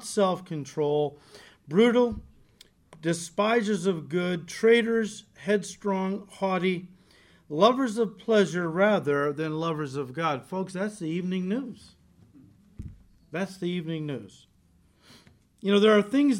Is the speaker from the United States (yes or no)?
yes; United States; As Americans